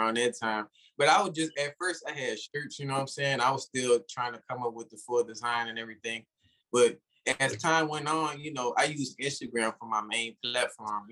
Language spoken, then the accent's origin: English; Louisiana, United States; I'm from Louisiana.